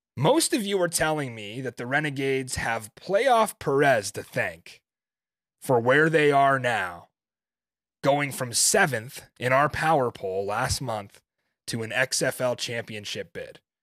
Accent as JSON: {"language": "English", "region": "Northeast", "country": "United States", "said": "we're from the Northeast"}